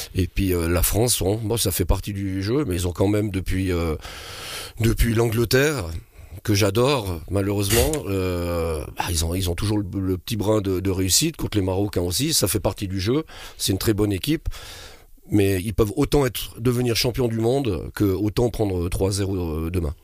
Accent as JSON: {"language": "French", "country": "Switzerland", "said": "chez nous en Suisse"}